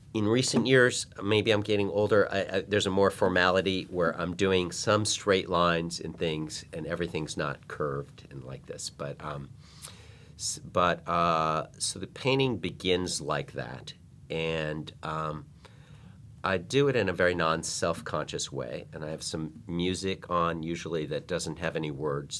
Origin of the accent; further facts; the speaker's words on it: Chicago, Illinois, United States; now in Los Angeles, United States; I grew up in Chicago